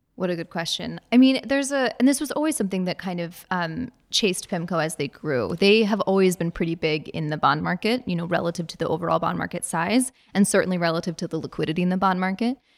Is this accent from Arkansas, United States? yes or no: no; Virginia, United States; I'm from Virginia.